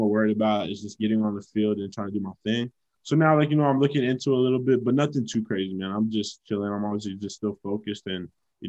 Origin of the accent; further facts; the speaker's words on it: Fort Lauderdale, Florida, United States; I'm from Fort Lauderdale